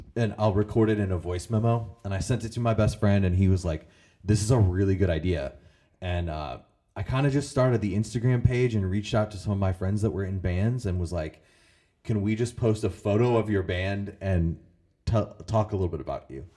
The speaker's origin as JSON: {"language": "English", "region": "Illinois", "country": "United States", "tie": "born or raised there", "also_born_or_lived": "Collinsville, Illinois", "said": "I grew up in Illinois. I lived in, in the Metro East for like, over ten years in Collinsville"}